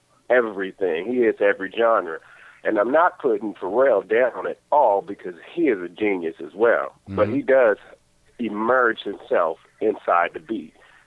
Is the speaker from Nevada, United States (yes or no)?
yes; Las Vegas, Nevada, United States; I'm from Las Vegas, Nevada.